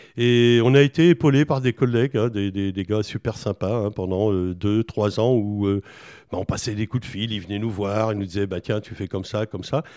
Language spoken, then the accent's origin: French; Buzançais, Centre-Val de Loire, France; also born or lived in Villedieu-sur-Indre / Châteauroux / Charente-Maritime; j'ai fait mon enfance à Buzancais